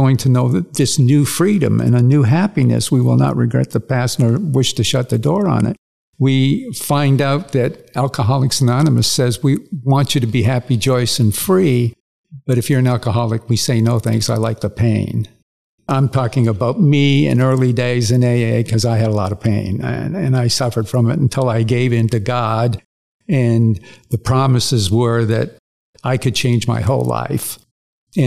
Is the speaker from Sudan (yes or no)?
no; Windsor, Ontario, Canada; also born or lived in Toronto, Ontario, Canada; My father was a printer. By the time I was about 7 years old, he had five printing companies, and we moved to Windsor